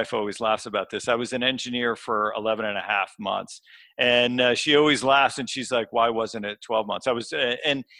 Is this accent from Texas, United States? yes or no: no; northwest Connecticut, United States; I grew up in a small town in Connecticut, so actually close to the Massachusetts and New York State border, so the northwest corner.